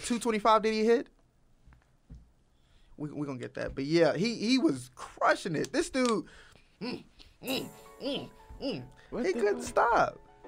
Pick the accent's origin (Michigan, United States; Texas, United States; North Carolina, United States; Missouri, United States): Texas, United States; Austin; I'm from Austin as well.